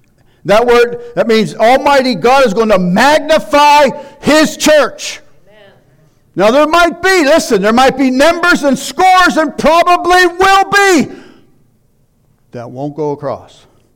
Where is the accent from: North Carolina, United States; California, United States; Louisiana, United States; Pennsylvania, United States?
Pennsylvania, United States; Pittsburgh; moved away as an adult; When we moved here in 84, it was, you'll laugh, but it was almost the Garden of Eden. I come from Pittsburgh.